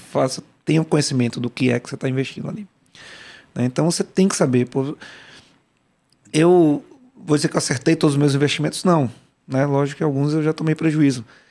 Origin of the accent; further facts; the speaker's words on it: Salvador, Bahia, Brazil; Eu, eu fui criado no Salvador, né? baiano